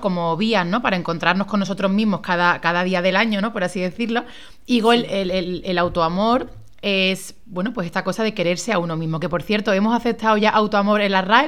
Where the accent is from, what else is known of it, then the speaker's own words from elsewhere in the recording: Málaga, Andalusia, Spain; moved away as an adult; also born or lived in Madrid; soy de Málaga